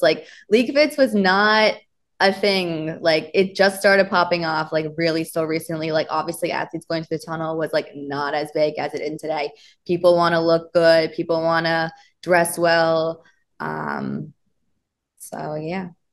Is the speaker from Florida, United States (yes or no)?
yes; Miami, Florida, United States; now in New York, United States; I'm from Florida. I'm from Miami